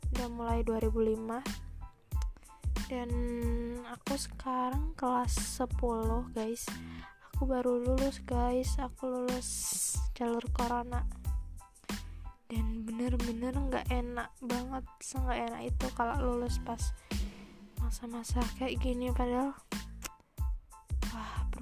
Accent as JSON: {"language": "Indonesian", "town": "Malang", "region": "East Java", "country": "Indonesia", "tie": "born or raised there", "said": "aku itu lahir di Malang guys emang aku anak Malang anak ngalam ngalam lovers"}